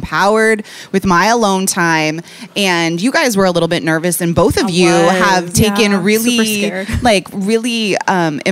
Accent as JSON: {"language": "English", "town": "Seattle", "region": "Washington", "country": "United States", "also_born_or_lived": "New York", "moved": "yes", "lives_now": "Chicago, United States", "said": "I'm from Seattle"}